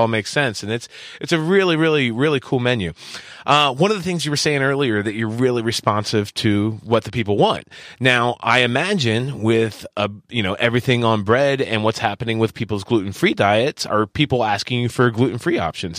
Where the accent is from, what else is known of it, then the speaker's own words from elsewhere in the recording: East Coast, United States; now in Southern California, United States; both Joe and I come from the East Coast